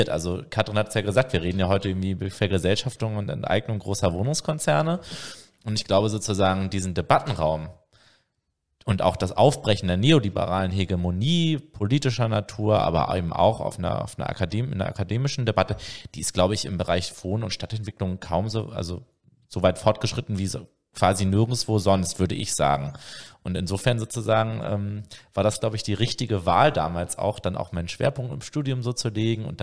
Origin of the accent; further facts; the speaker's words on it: Hamburg, Germany; Also ich komme ja eigentlich aus Hamburg